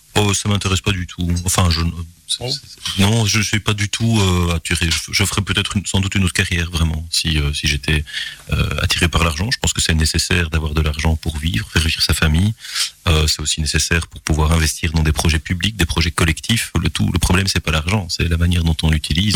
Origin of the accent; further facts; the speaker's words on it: Gilly, Wallonia, Belgium; moved away as an adult; also born or lived in Belfast / Groningen / Strasbourg; on grandit à Gilly euh, où euh, j'ai eu le plaisir de, vivre, de grandir